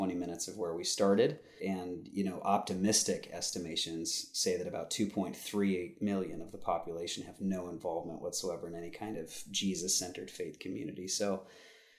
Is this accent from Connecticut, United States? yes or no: no; Southern California, United States; I was born and raised in Southern California